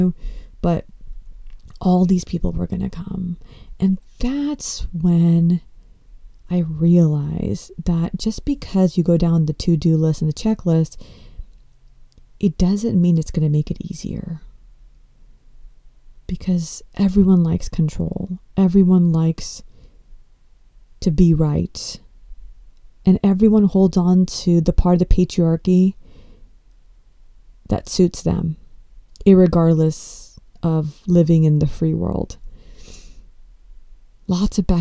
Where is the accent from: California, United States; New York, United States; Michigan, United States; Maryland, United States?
California, United States; Los Angeles; being born and brought up in the United States, and I was born in Los Angeles